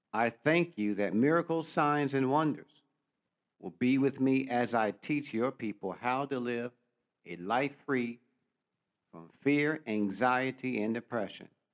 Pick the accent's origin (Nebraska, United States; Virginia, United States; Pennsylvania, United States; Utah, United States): Pennsylvania, United States; Philadelphia; growing up in Philadelphia, Pennsylvania, or most people call it Philly